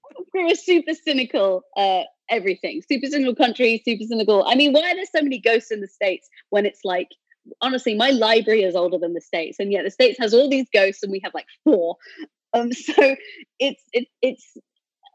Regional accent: United Kingdom; I'm a British atheist

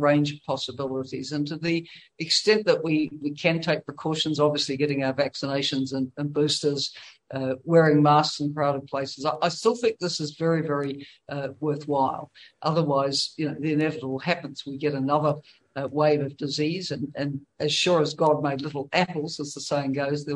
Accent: New Zealand; as a New Zealander

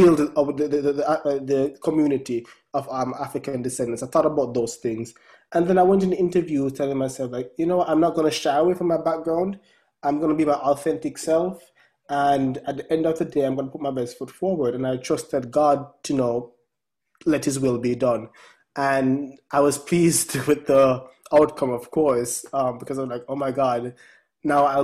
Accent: Jamaica; now in United States

